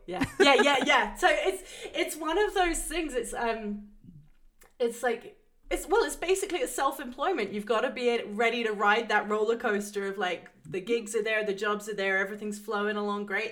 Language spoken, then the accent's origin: English; England, United Kingdom; moved away; growing up in England